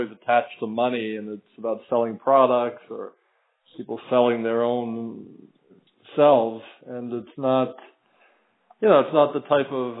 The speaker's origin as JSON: {"language": "English", "town": "Philadelphia", "region": "Pennsylvania", "country": "United States", "moved": "yes", "lives_now": "Miami, United States", "said": "I'm from the Philadelphia area"}